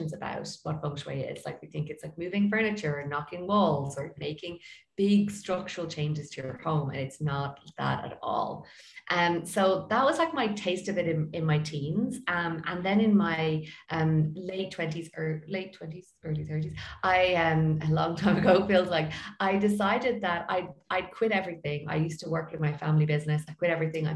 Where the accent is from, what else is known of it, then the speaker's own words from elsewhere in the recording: Ireland; I'm from Ireland and I am a feng shui expert